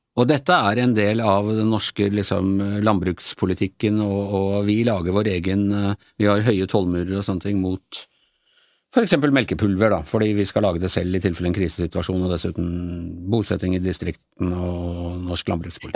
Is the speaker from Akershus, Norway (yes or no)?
yes; Ås, Akershus, Norway; moved away; min heimbygda mi, eh, Ås